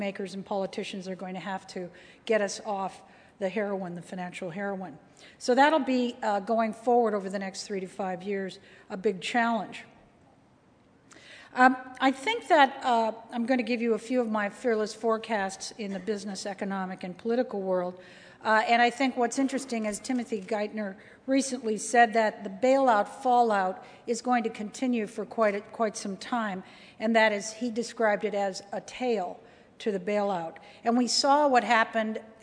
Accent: Canada; also born or lived in United States; as a Canadian, cold country

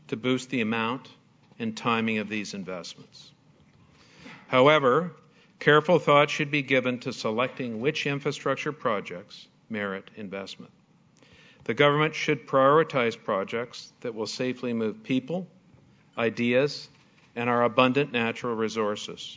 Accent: Canada; I'm a Scotia banker and I'm a Canadian

